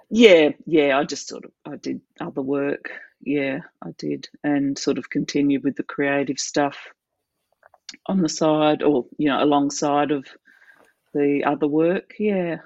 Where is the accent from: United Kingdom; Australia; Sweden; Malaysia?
Australia; South Australia; now in Adelaide, Australia; so South Australia, I grew up in South Australia, but mostly in uh, small country towns in the state. My dad worked in a, bank, and we moved around a lot